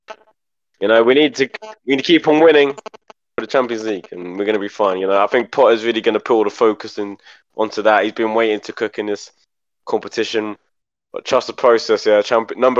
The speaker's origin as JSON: {"language": "English", "region": "England", "country": "United Kingdom", "said": "I'm English"}